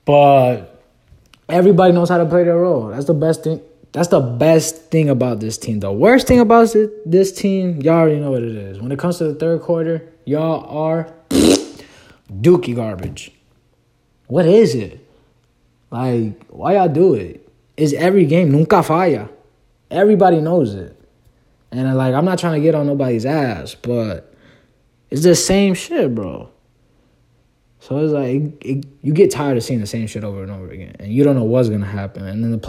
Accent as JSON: {"language": "English", "area": "next to Orlando", "region": "Florida", "country": "United States", "tie": "born or raised there", "also_born_or_lived": "Puerto Rico", "said": "I'm from Orlando. Well, I'm not from Orlando. I'm from Puerto Rico, but I live in Florida, next to Orlando, basically my whole life. So, you know, it's like a city."}